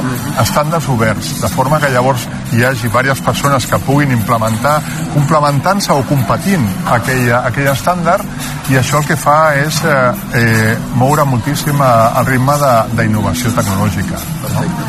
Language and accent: Catalan; Catalonia, Spain; nosaltres que som catalans